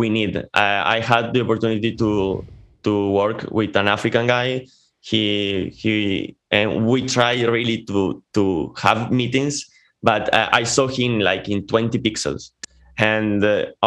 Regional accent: Argentina; first language Spanish; English is a second language; also born or lived in Córdoba, Argentina / Italy; I'm from Argentina. From the 0 to 5 years, I lived here in Cordoba.

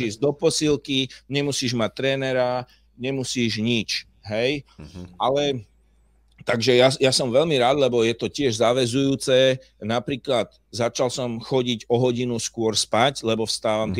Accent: Slovakia; Ja, ja som na to hrdý, že som Slovák

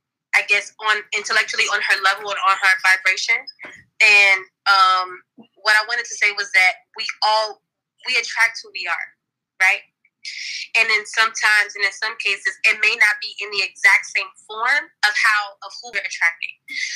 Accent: Miami, Florida, United States; First of all, I'm actually from Miami, Florida.

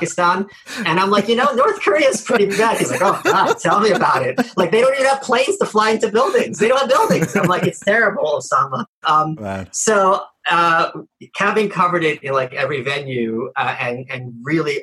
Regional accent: Russia; I was born in Russia

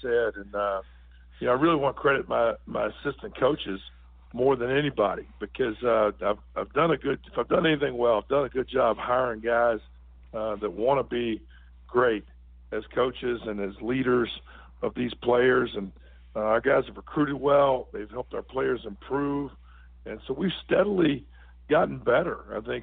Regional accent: Virginia, United States; now in Irvine, United States; I grew up in Virginia

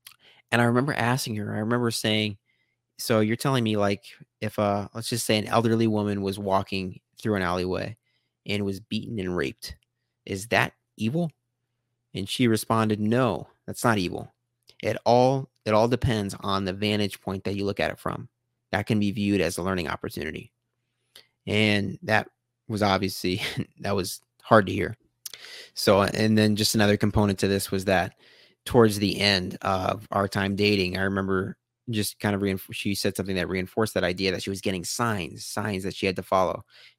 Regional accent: Omaha, Nebraska, United States; also born or lived in Los Angeles, United States / San Diego, United States; I had the exact same feeling that I had when I moved out from Omaha to LA and then LA to San Diego. Again, the universe was telling me, now is the time. You got to get back to Omaha.

